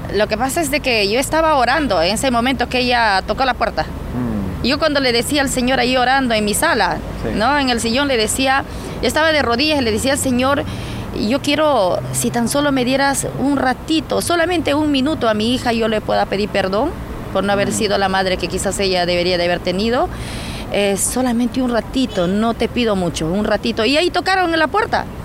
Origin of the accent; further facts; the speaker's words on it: Tamshiyacu, Loreto, Peru; ahí en ese lugar donde yo nací, crecí